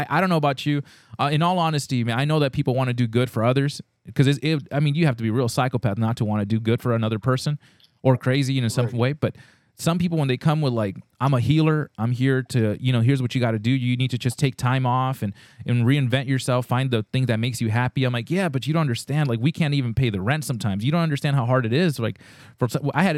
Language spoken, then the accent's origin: English; California, United States; we're from California